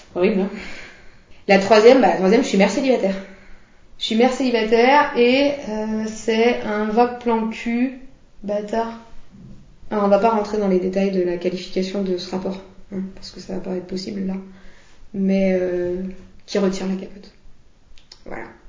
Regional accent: Lyon, Auvergne-Rhône-Alpes, France; je suis lyonnaise

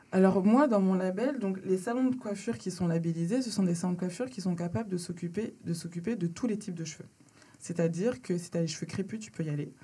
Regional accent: Laval, Pays de la Loire, France; moved away as an adult; also born or lived in Dakar, Senegal; now in Paris, France; J'habite à Paris et j'ai grandi en Mayenne, à Laval.

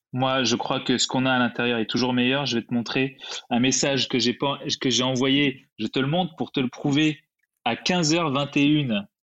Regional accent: France; moved away as an adult; also born or lived in Canada; je suis venu au Canada, je suis français

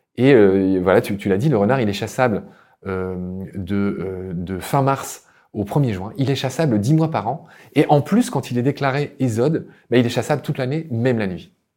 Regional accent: Lorraine, Grand Est, France; moved away as an adult; also born or lived in Egypt / Chile; dans ma région natale, la Lorraine

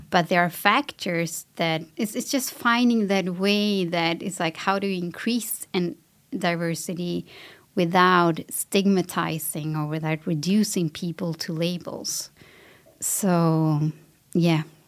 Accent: Sweden; I grew up in Sweden, I have a Latin background

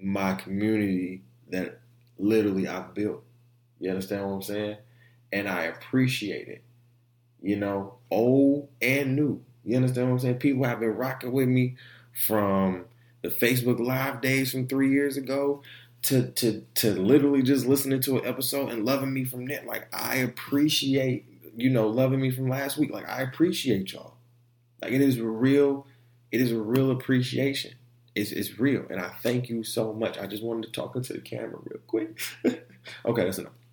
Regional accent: Orlando, Florida, United States; also born or lived in Detroit; I'm from Orlando. You know, I was born in Orlando

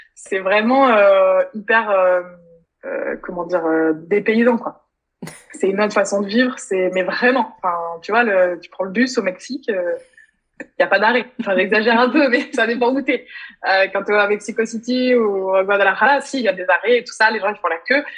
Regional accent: France; moved away as an adult; also born or lived in London; c'est quand même plus de trois ans que j'ai quitté la France

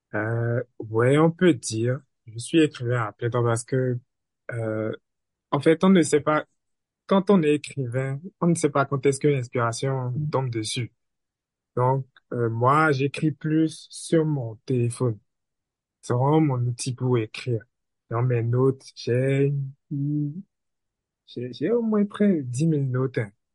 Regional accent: Benin; je suis béninois

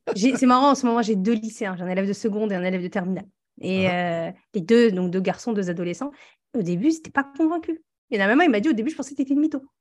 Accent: northern France, France; on vient tous les deux du nord de la France

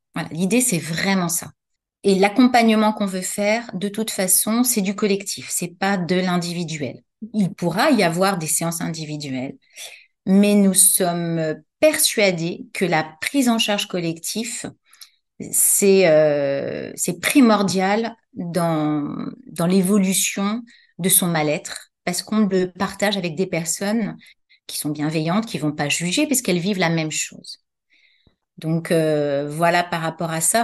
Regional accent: Paris, Île-de-France, France; also born or lived in Saint-Mandé; j'ai grandi à Paris

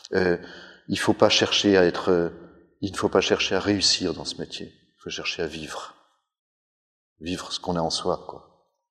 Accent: Savoie, Auvergne-Rhône-Alpes, France; en tant que Savoyard

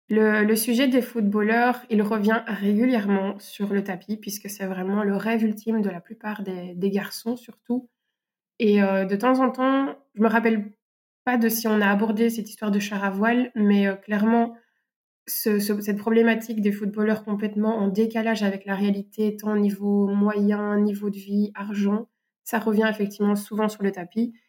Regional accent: Belgium; accent: Belgian; Je suis professeur de français, euh, on va dire, euh, dans la vraie vie, euh, en Belgique. Peut-être que ben, mon accent se, montrera

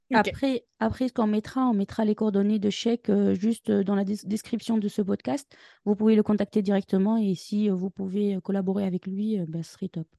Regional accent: Tunisia; moved away as an adult; now in France; je viens de la Tunisie

